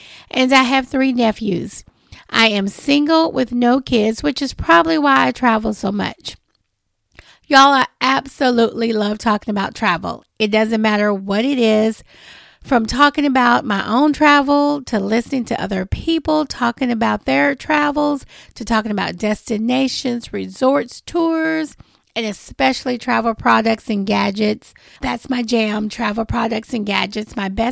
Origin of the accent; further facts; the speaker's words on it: Nashville, Tennessee, United States; I was born and raised in Nashville, Tennessee